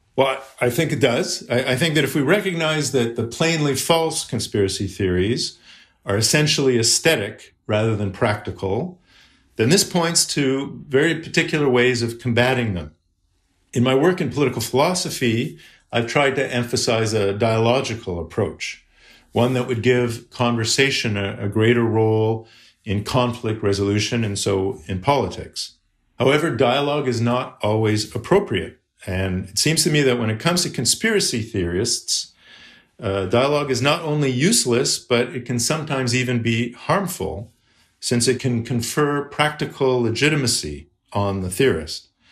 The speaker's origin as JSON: {"language": "English", "country": "Canada", "said": "as a Canadian"}